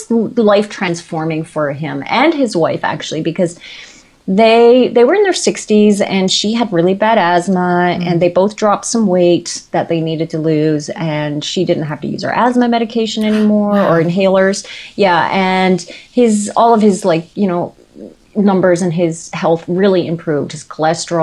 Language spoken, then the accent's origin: English; Newfoundland and Labrador, Canada; moved away as an adult; we were living where we grew up in Newfoundland